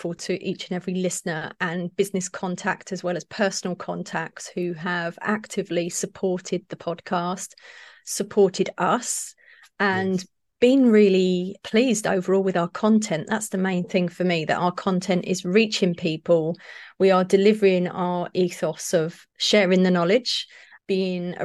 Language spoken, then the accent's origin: English; Brighton, South East England, United Kingdom; Brighton is my hometown down on the coast